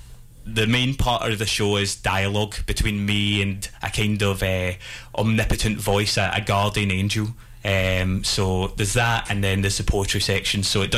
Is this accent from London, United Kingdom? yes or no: no; Scotland, United Kingdom; obviously very dark comedy since it's about death and I'm Scottish